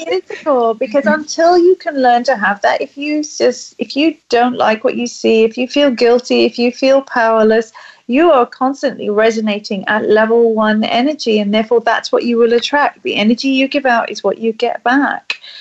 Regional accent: England, United Kingdom; being a Brit

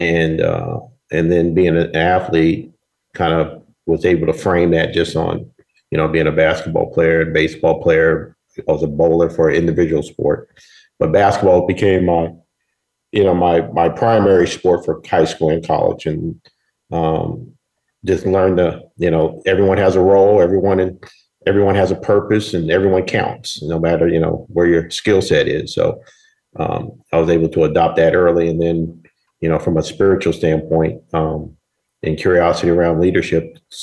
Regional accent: Berkeley, California, United States; I'm from Northern California, Berkeley area.

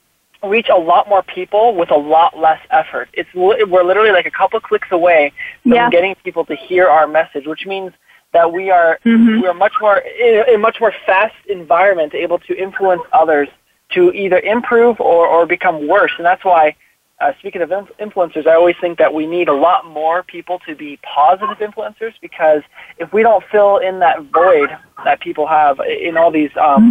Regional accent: Wyoming, United States; But a little more about me is I'm from Wyoming originally. I grew up all over the United States, though. And right now I'm just residing in Utah with my family.

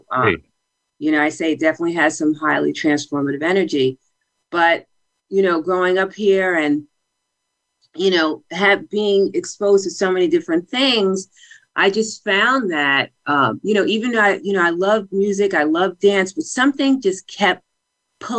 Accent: Mount Vernon, New York, United States; also born or lived in Bronx, New York; I grew up in Mount Vernon

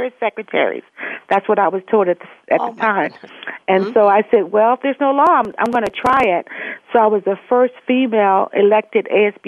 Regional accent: Los Angeles, California, United States; I was born in Los Angeles to teenage parents

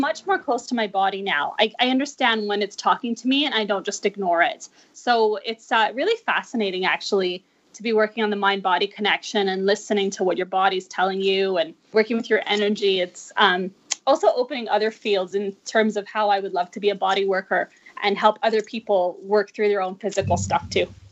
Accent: Vancouver, British Columbia, Canada; moved away; I'm originally from Vancouver, and I just got back two years ago

